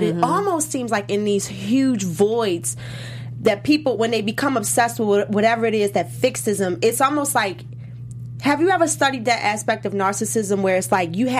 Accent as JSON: {"language": "English", "town": "Baltimore", "region": "Maryland", "country": "United States", "said": "I'm from Baltimore."}